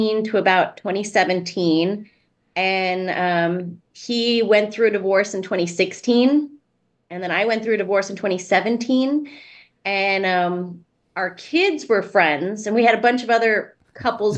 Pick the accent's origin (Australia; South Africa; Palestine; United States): United States; El Paso, Texas; also born or lived in Artesia, New Mexico; I grew up in El Paso, Texas, mostly, and in southern New Mexico